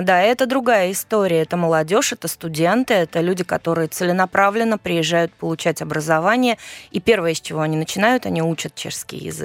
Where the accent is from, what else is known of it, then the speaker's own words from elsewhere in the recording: Saint Petersburg, Russia; moved away as an adult; now in Prague, Czech Republic; я родилась в Ленинграде